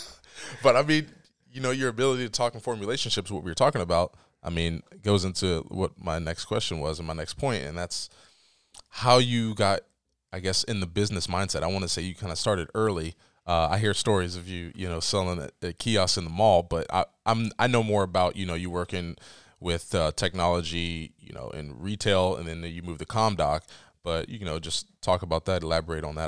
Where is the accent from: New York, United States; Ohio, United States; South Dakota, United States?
Ohio, United States; Dover; growing up in Dover